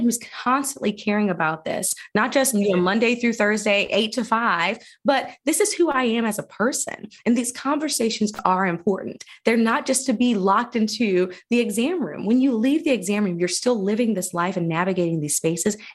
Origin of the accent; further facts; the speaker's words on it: Phenix City, Alabama, United States; I did grow up here. I grew up in Phoenix City, Alabama.